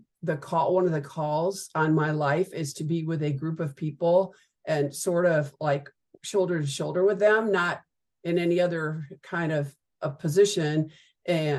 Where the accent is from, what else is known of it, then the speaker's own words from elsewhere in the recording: Midwest, United States; now in Dallas-Fort Worth, United States; I roughly grew up in the Midwest and moved to Texas in the 80s and have been here ever since